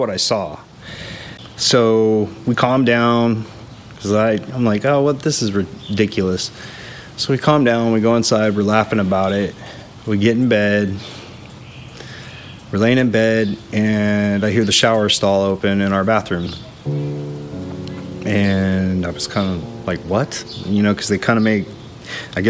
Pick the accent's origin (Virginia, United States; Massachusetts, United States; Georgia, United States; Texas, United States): Texas, United States; just south of New Braunfels; also born or lived in Austin, Texas; now in New Braunfels, United States; I grew up just south of here